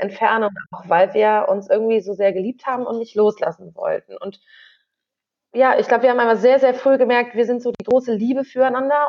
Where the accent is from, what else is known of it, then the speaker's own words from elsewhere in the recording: Northern Germany, Germany; moved away as an adult; also born or lived in Göttingen; wir kommen beide aus Norddeutschland